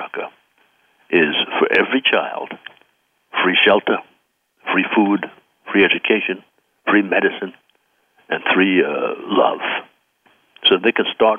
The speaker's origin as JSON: {"language": "English", "town": "New York City", "region": "New York", "country": "United States", "tie": "born or raised there", "said": "the society I grew up in Brooklyn."}